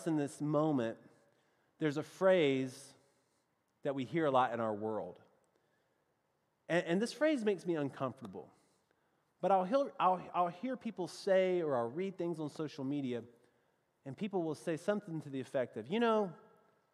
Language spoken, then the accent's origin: English; the South, United States; accent: southern; my best southern accent, which is really the only way I know how to talk